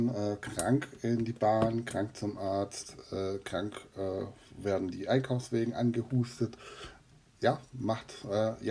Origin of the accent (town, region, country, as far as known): Swabia, near Heidenheim, Baden-Württemberg, Germany; accent: Swabian dialect